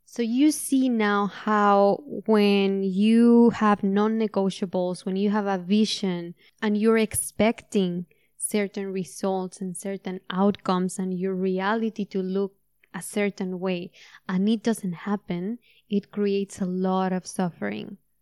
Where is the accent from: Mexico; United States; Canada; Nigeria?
Mexico; moved away; I'm Mexican and that I was born in Mexico